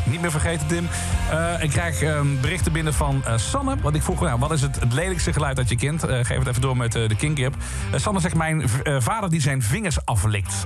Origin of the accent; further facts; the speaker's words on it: Limburg, Netherlands; Want ik kom, ik kom uit Limburg. Ik ben opgegroeid met uh, Pinkpop, met dat festival